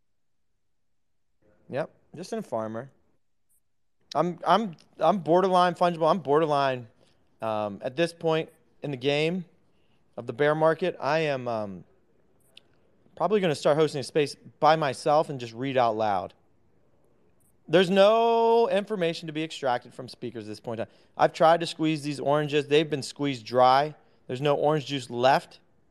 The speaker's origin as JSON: {"language": "English", "region": "New York", "country": "United States", "said": "I'm from New York."}